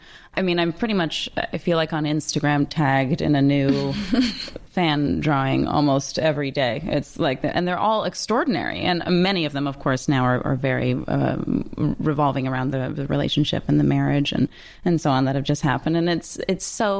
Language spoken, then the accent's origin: English; Toronto, Ontario, Canada; moved away; I grew up in Toronto and went to grade school there